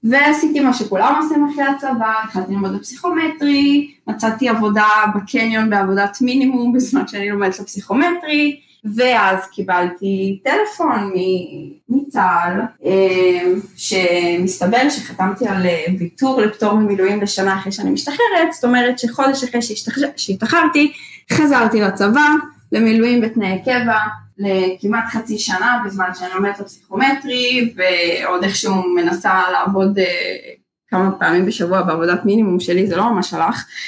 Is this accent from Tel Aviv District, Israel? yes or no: no; Jerusalem, Jerusalem District, Israel; moved away as an adult; now in Toronto, Canada; אז כל חיי גדלתי בירושלים